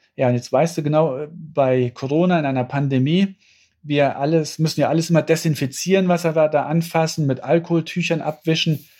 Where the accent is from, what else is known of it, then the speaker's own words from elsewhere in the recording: Saarland, Germany; ich bin ja im Saarland groß geworden